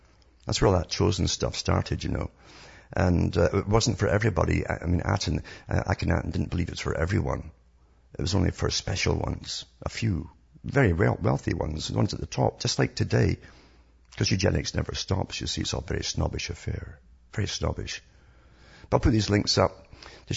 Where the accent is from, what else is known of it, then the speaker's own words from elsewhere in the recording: Scotland, United Kingdom; moved away; I came from Scotland